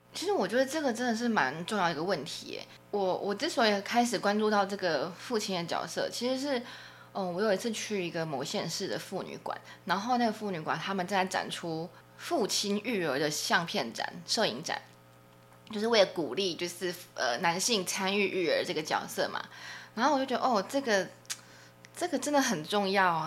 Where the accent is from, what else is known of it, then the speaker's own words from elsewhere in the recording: Taiwan; 我们作为台湾人